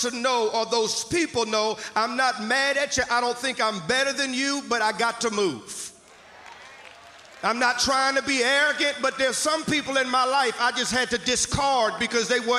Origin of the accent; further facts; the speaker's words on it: Mississippi, United States; moved away; I'm from Mississippi originally, so I'll use some kind of vernacular to know that y'all may or may not understand